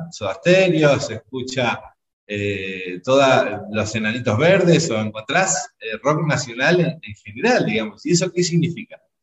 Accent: Chaco, Argentina; moved away as an adult; now in Nicaragua; vengo del interior de la República Argentina, de la provincia de Chaco, y como chaqueño

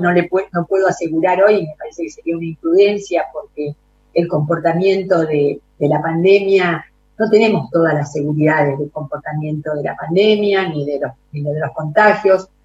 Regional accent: Argentina; como Argentina y como argentinos

